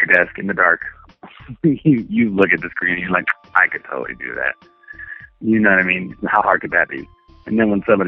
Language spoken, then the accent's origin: English; Los Angeles, California, United States; also born or lived in Western Massachusetts; I pretty much grew up in L.A.